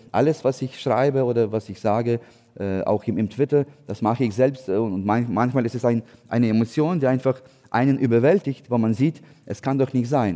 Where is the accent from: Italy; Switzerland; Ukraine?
Ukraine; German is a second language; moved away as an adult; also born or lived in Hamburg; now in Berlin, Germany; wir als Ukrainer